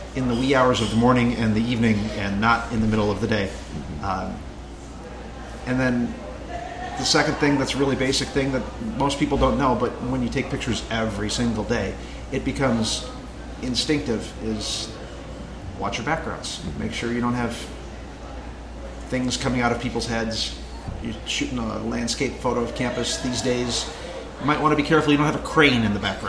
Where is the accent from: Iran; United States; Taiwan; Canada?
United States; Lincoln, Nebraska; my hometown, Lincoln, Nebraska.